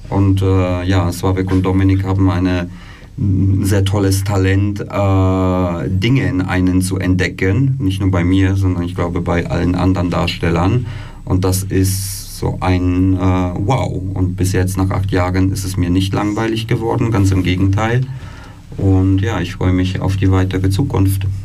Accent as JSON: {"language": "German", "country": "Germany", "tie": "born or raised there", "also_born_or_lived": "Poland", "moved": "as an adult", "lives_now": "Switzerland", "said": "ich bin in Polen geboren, bin in Deutschland aufgewachsen, bin dann äh, 2008 äh, in die Schweiz, habe hier Theater studiert"}